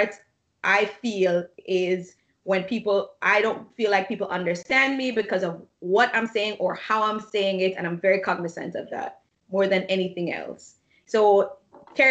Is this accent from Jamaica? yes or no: yes; Jamaica; now in United States; you were from Jamaica